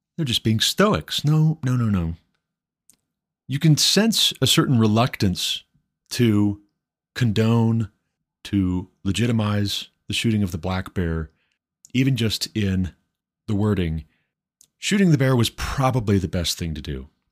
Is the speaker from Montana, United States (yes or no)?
yes; Montana, United States; now in Colorado, United States; my home state, Montana